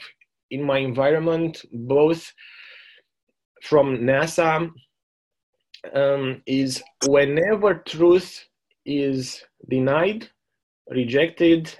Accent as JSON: {"language": "English", "country": "Romania", "tie": "born or raised there", "also_born_or_lived": "Germany", "moved": "as an adult", "lives_now": "New Zealand", "said": "growing up in Romania"}